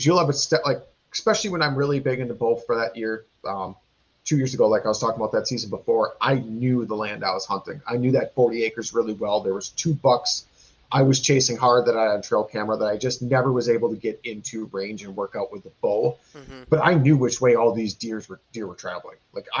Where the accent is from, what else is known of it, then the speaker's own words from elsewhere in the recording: Wisconsin, United States; And yeah, we are from Wisconsin. It's a big drinking state.